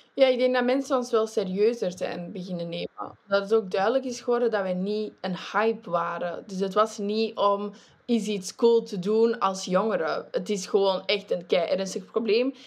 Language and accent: Dutch; Flanders, Belgium; in België, ik ben een Vlaming